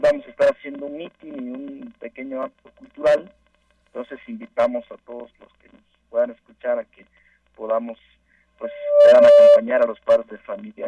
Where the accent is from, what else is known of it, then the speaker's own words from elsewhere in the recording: Mexico; como mexicanos